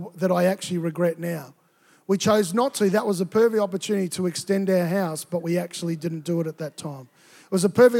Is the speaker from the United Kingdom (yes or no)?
no; Tonga; moved away; also born or lived in Queensland, Australia; I grew up in Tonga, and it's a tropical environment. And I think when we moved to Queensland